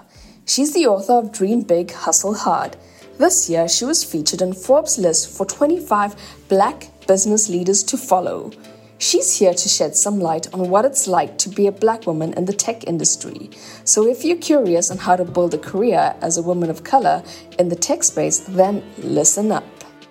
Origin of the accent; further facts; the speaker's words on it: South Africa; now in Germany; so I come from South Africa. I'm now living in Germany. And growing up in South Africa, I was just always very aware of what a multicultural society we have.